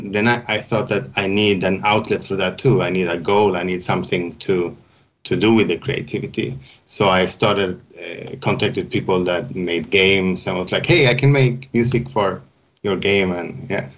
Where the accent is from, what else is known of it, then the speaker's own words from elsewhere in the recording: Västerås, Västmanland, Sweden; moved away as an adult; also born or lived in Stockholm, Sweden / Switzerland; I grew up in Västerås, is the name of my hometown in Sweden.